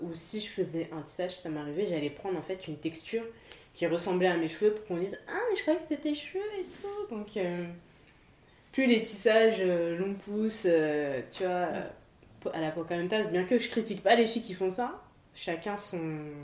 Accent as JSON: {"language": "French", "town": "Paris", "region": "Île-de-France", "country": "France", "tie": "born or raised there", "said": "je suis née en France, j'ai grandi en France"}